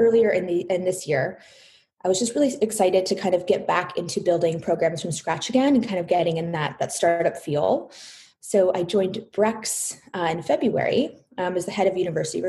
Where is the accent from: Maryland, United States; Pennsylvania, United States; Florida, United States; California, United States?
California, United States; Palo Alto; I was born and raised in Palo Alto, traveled down to Southern California for college